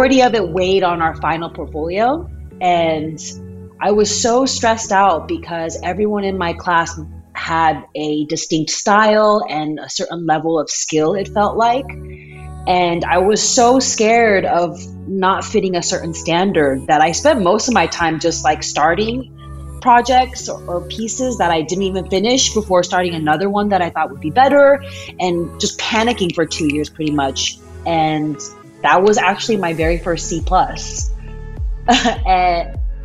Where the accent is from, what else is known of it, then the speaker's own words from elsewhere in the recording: Aurora, Colorado, United States; moved away as an adult; also born or lived in Michigan / California / Seattle, Washington; now in Lynnwood, United States; Born and raised in Aurora, Colorado